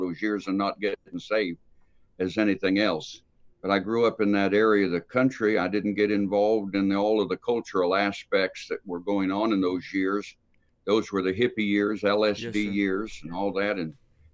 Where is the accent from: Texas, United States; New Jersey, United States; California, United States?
California, United States; San Francisco; I was raised on the West Coast out in San Francisco